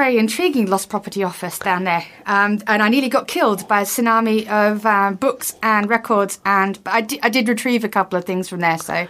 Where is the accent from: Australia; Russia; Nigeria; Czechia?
Australia; Brisbane, Queensland; moved away; I grew up in Brisbane, or lived in Brisbane most recently.